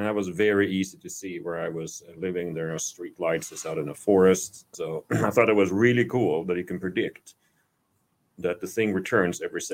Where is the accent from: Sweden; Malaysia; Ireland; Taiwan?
Sweden; accent: Swedish; moved away as an adult; also born or lived in Iowa, United States / Chicago, United States; now in Kerrville, United States; I am from Sweden. That's why I sound like this, like a Swedish chef